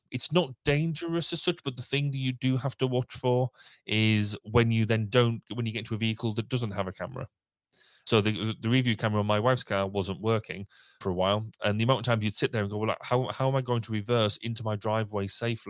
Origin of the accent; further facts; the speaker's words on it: United Kingdom; we're typically British